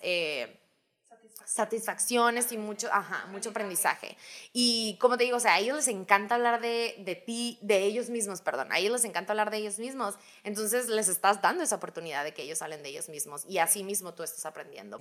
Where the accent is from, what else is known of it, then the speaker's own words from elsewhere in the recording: Hermosillo, Sonora, Mexico; moved away as an adult; also born or lived in New York, United States; now in Phoenix, United States; nacida y crecida en Hermosillo, Sonora.